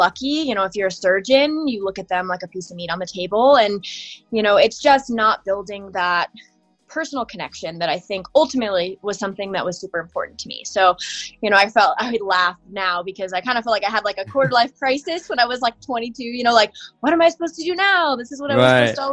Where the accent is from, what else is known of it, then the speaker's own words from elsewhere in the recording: Lakewood, Colorado, United States; I was born and raised in Lakewood, Colorado